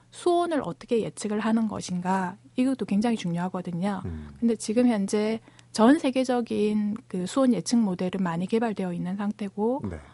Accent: Busan, South Korea; 제가 고향이 부산이어서 그 바다를 접할 수 있는 기회가 많았었고요

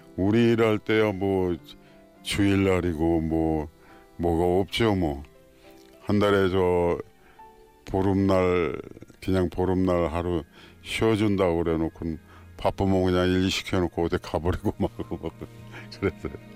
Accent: Cheongju, North Chungcheong, South Korea; moved away; also born or lived in Seoul; 내가 고향이 청주인데

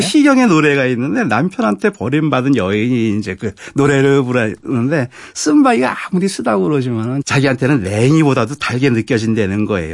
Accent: Seoul, South Korea; 저는 서울 사람인데 저 어렸을 때 미나리 참 많이 먹었어요.

